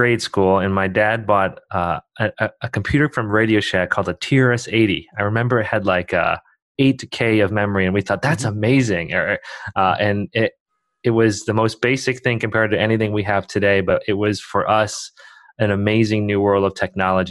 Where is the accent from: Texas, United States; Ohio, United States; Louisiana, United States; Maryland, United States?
Ohio, United States; Bowling Green; moved away as an adult; also born or lived in China; now in Oregon, United States; growing up in a small town in Ohio.